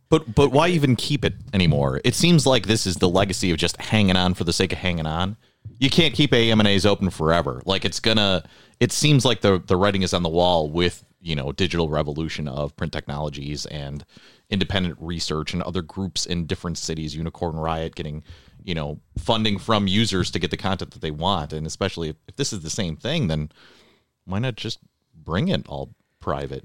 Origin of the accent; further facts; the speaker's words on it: Buffalo, New York, United States; growing up in South Buffalo, right, you're in the middle of, you're, you're not in the middle of the city, but you're in the city proper